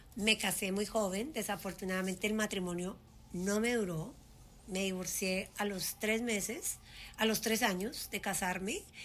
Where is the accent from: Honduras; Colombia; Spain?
Colombia; moved away as an adult; also born or lived in Puerto Rico; now in United States; yo crecí y me fui de Colombia muy joven, a los 19 años